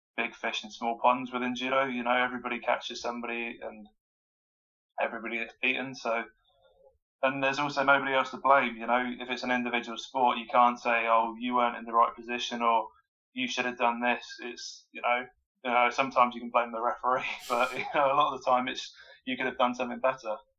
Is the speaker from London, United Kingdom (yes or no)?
no; Wokingham, South East England, United Kingdom; So I'm from um, Wokingham in Berkshire, so I grew up in in Berkshire